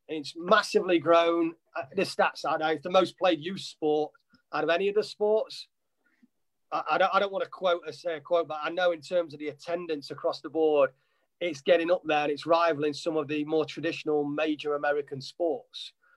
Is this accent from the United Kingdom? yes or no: yes; Nottingham, East Midlands, United Kingdom; moved away as an adult; now in United States; I'm originally from Nottingham, Nottinghamshire in England